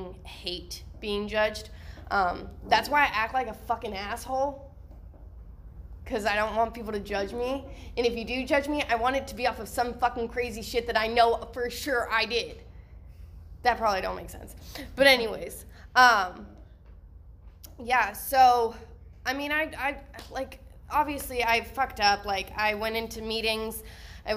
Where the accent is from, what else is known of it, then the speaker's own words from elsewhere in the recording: Texas, United States; we're from Texas in the slums, like I'm hood